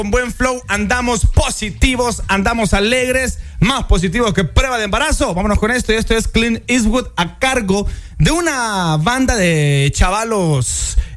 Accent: Guanaja, Bay Islands, Honduras; de donde yo soy, de Guanaja, de la Bahía

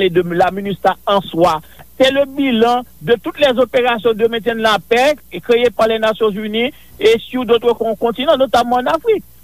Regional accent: Haiti; Écoutez, en tant qu'haïtien, on a toujours espéré que nous ayons assez d'autonomie

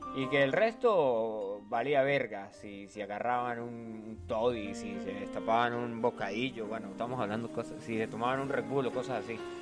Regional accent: Venezuela; moved away; en mi país. Bueno, de hecho en Venezuela

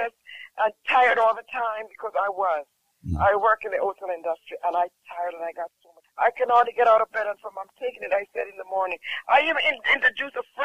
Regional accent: Jamaica; I'm from Jamaica

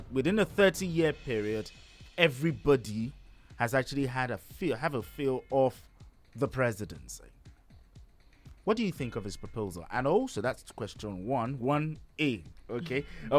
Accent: Ijebu, Ogun State, Nigeria; I'm from Ijebu.

